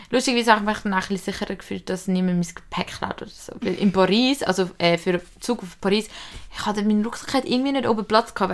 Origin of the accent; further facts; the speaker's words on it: England, United Kingdom; German is a second language; Ich habe jetzt einfach Bock auf ein Bier, ich bin Engländer, ich trinke jetzt ein Bier, so mal alleine